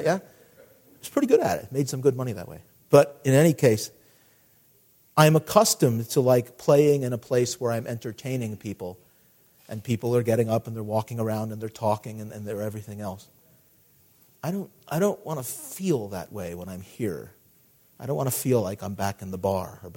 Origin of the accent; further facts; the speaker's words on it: United States; growing up in America